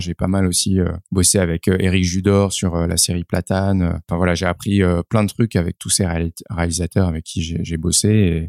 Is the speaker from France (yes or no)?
yes; Paris, Île-de-France, France; je suis né à Paris.